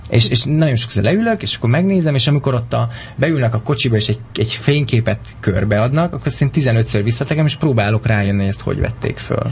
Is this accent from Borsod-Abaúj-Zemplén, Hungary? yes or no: yes; Miskolc, Borsod-Abaúj-Zemplén, Hungary; moved away as an adult; also born or lived in Pécel; now in Budapest, Hungary; Miskolcról jöttem